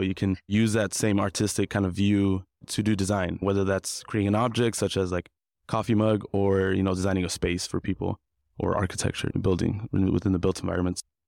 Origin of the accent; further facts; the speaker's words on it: Compton, California, United States; now in Long Beach, United States; I grew up in Compton, California, and currently residing in Long Beach